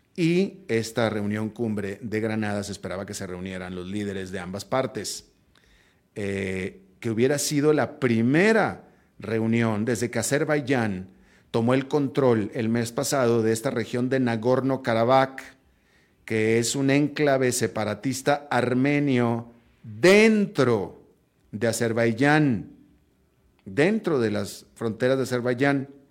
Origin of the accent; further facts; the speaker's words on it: Mexico; Mis propios hijos, mis hijos son estadounidenses de nacimiento y siguen viviendo en Estados Unidos, pero son hijos de mexicanos.